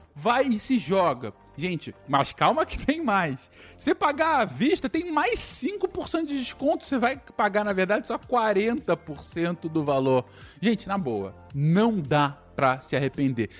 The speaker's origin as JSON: {"language": "Portuguese", "country": "Brazil", "moved": "as an adult", "lives_now": "Canada", "said": "como brasileiro que somos, quando a gente é imigrante"}